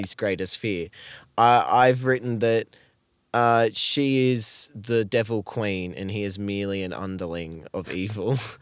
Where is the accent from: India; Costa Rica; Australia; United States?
Australia; as an Australian